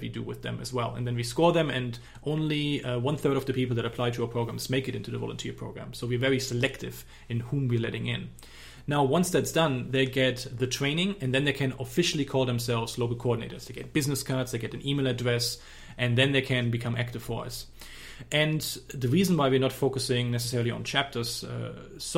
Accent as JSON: {"language": "English", "country": "Germany", "accent": "German", "said": "I don't have a Texan accent. My accent is from Germany"}